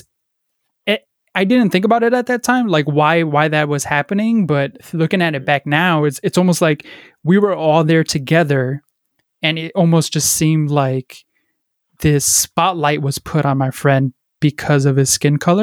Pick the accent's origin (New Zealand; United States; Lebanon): United States; Paterson, New Jersey; I grew up in Paterson, New Jersey, a very, impoverished city